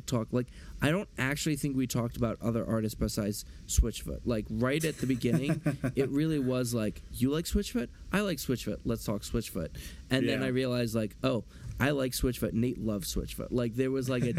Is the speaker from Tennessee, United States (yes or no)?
no; near Philadelphia, Pennsylvania, United States; I grew up near Philly